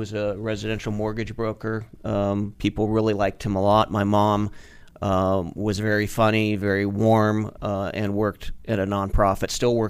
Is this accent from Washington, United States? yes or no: yes; outside Seattle, Washington, United States; moved away; I grew up outside of Seattle, Washington.